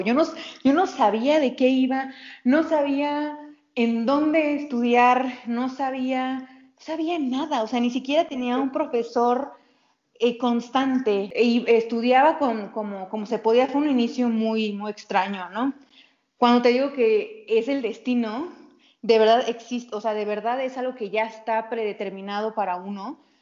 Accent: Tampico, Tamaulipas, Mexico; moved away; also born or lived in Italy / San Cristóbal de las Casas; Yo crecí, yo nací en Tamaulipas, en, en Tampico

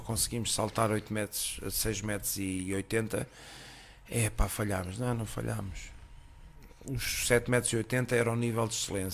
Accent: Costa da Caparica, Setúbal, Portugal; also born or lived in Spain; cresci na Costa de Caparica

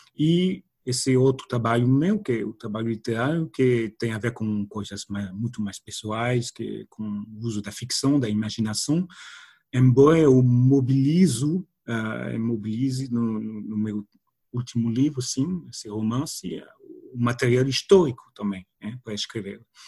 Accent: France; Portuguese is a second language; moved away; sendo francês

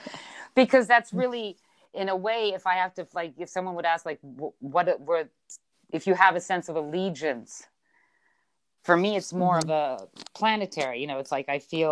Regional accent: Belgium; also born or lived in Switzerland / Philippines / United States; You know, I was born in Switzerland, but raised in Belgium and the Philippines, and time in the U.S.

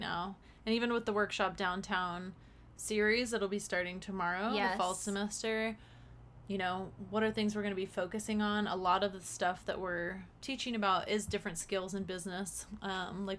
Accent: Las Vegas, Nevada, United States; growing up in Vegas

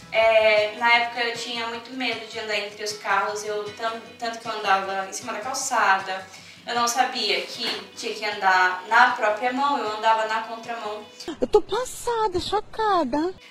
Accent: Pernambuco, Brazil

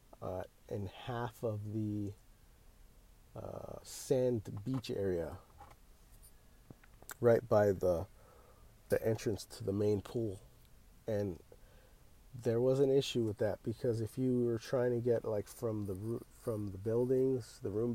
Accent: California, United States; we're from California. We don't get much rain.

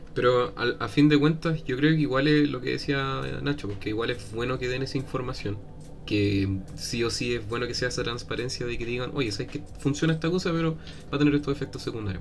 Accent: Peñalolén, Santiago Metropolitan Region, Chile; Soy de Peñalolén

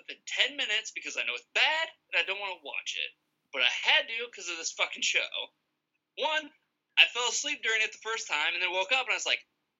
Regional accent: Iowa, United States; we are from Iowa

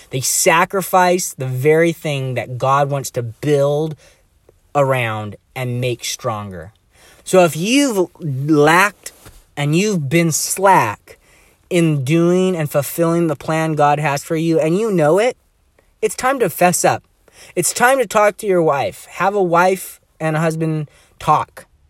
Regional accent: Bellingham, Washington, United States; I was born and raised in Bellingham here

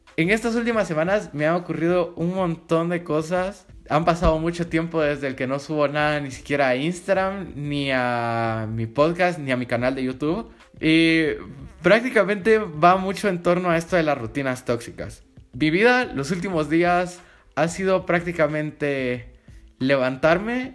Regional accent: Guatemala; yo soy de Guatemala

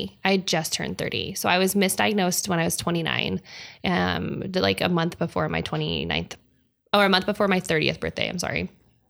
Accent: Salt Lake City, Utah, United States; born there; also born or lived in Huntington Beach / Hawaii; I was born in Salt Lake City. It's where my mother's family is from. My dad's family is from Huntington Beach. We bounced back and forth a little bit. I lived in Hawaii for a couple of years

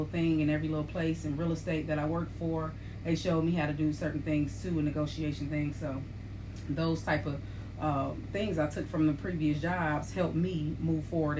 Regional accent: Detroit, Michigan, United States; we're from Detroit.

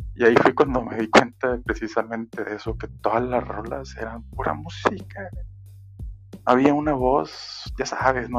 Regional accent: Monterrey, Nuevo León, Mexico; yo soy de Monterrey y Monterrey es una ciudad 100% industrial

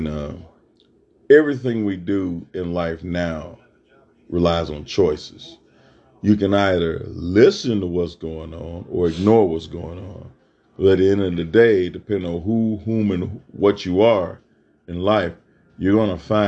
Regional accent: Mississippi, United States; moved away as an adult; now in Texas, United States; Being born and raised in Mississippi and coming out here to Texas over 30 years ago

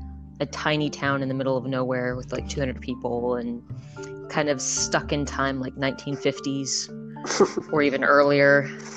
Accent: United States; moved away as an adult; now in Scotland, United Kingdom; So I am originally from America, obviously. I moved to Scotland because my husband is Scottish about 3 years ago.

